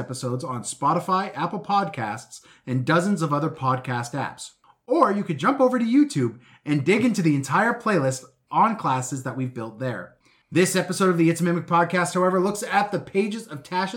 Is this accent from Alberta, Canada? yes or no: yes; Edmonton, Alberta, Canada; now in Vancouver, Canada; I'm from Edmonton